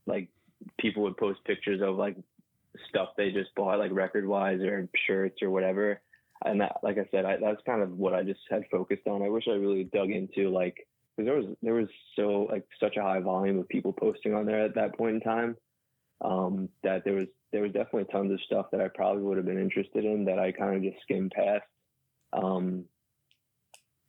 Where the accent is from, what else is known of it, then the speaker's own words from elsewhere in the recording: Orange County, New York, United States; also born or lived in Staten Island, New York; I lived there until I was about, I was in first grade when we moved, and we live in the Hudson Valley area now. And I've been here since like the late 90s.